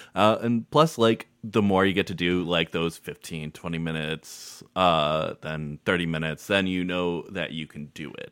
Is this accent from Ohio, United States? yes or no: yes; Maumee, Ohio, United States; also born or lived in Chicago; I grew up in Maumee